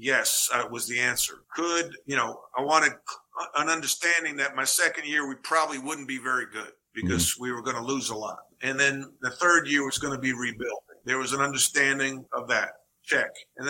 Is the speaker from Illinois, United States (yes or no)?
no; Long Island, New York, United States; moved away as an adult; also born or lived in North Carolina; It was an honor as an Irish Catholic kid growing up on Long Island.